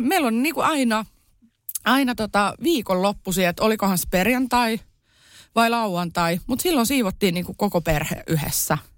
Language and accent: Finnish; Kerava, Uusimaa, Finland; born or raised there; also born or lived in Iisalmi